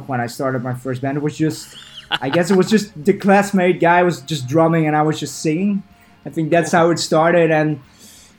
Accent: a village next to Rotterdam, South Holland, Netherlands; English is a second language; my hometown, which is a village next to Rotterdam

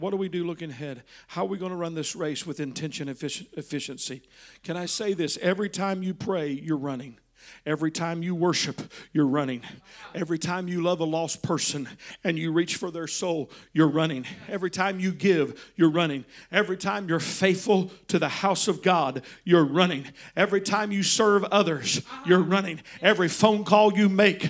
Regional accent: Texas, United States; I was raised in Texas with guns

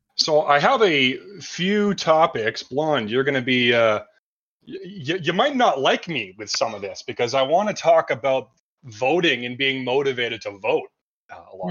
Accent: Canada; I'm from Canada

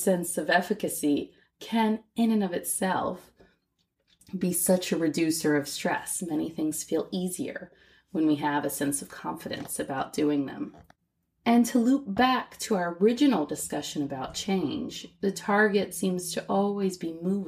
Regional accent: United States; moved away as an adult; also born or lived in Shanghai, China; I'm also an American woman who became a mother while living in Shanghai.

